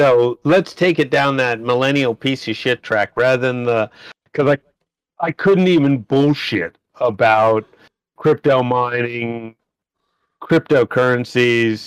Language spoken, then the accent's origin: English; United States; accent: American; moved away as an adult; now in Australia; You may have noticed from the accent, I am an American, but I've lived here in Australia for 30 years